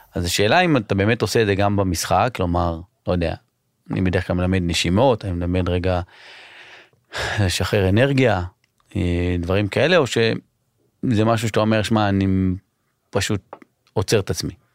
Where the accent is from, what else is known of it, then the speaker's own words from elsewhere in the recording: Israel; אני ישראלי